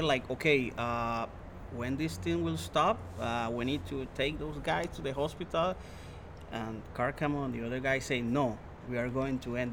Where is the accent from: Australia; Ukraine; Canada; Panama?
Panama; I'm from Panama